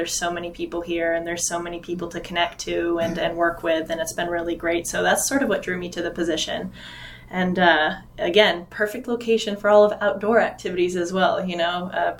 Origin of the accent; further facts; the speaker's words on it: Vermont, United States; moved away as an adult; now in New Hampshire, United States; I love Vermont. I'm from Vermont and the New England area, New Hampshire.